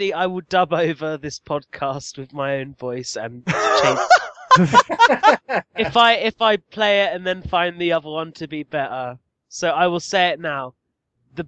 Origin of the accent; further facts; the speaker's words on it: United Kingdom; I'm the British person of that site